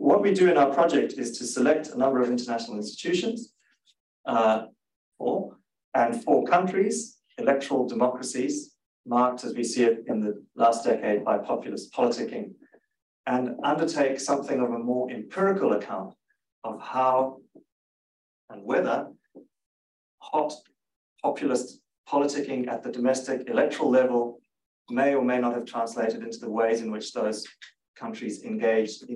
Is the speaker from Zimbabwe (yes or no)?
yes; Zimbabwe; now in Canberra, Australia; I grew up in Zimbabwe